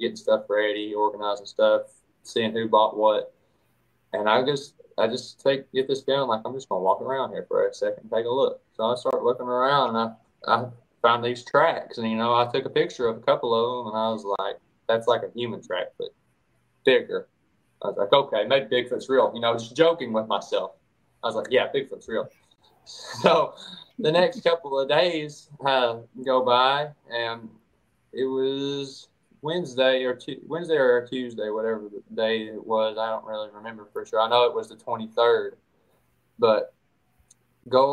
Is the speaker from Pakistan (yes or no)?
no; East Tennessee, United States; I'm from East Tennessee, born and raised